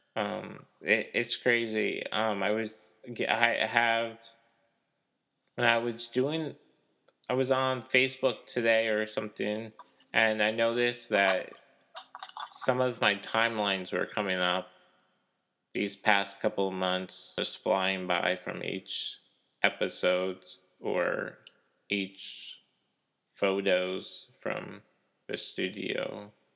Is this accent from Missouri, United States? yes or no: yes; Kansas City, Missouri, United States; also born or lived in Delaware; now in Kansas, United States; I was born oh. in like Kansas City, but I live in the Kansas side